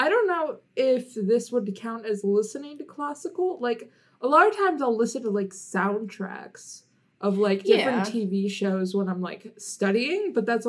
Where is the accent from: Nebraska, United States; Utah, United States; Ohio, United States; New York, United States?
Ohio, United States; We're from Ohio.